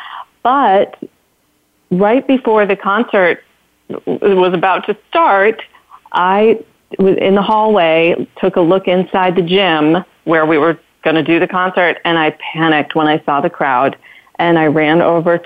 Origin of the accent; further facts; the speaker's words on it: Detroit, Michigan, United States; I grew up in Detroit, and in the beginning, not the suburbs of Detroit, but Detroit